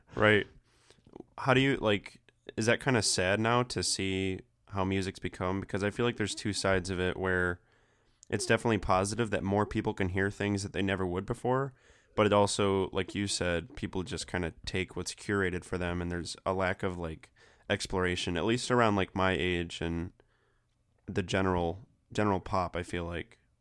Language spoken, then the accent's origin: English; Flint, Michigan, United States; now in Ypsilanti, United States; I'm actually from Flint. Like, that's where I was born